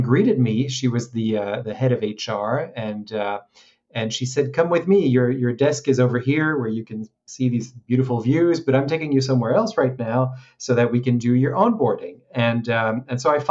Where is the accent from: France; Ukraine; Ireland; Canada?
France; moved away as an adult; also born or lived in Hong Kong; I grew up in France, so I graduated in Paris